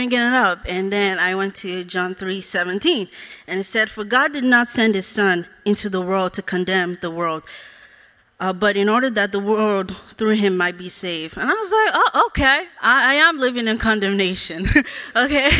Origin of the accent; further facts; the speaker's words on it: Nigeria; now in United States; I was born in Nigeria. I grew up without my parents.